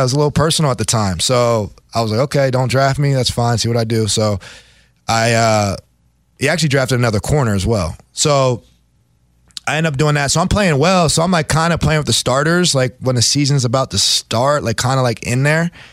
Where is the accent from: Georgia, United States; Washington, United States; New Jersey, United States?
New Jersey, United States; I'm from South Jersey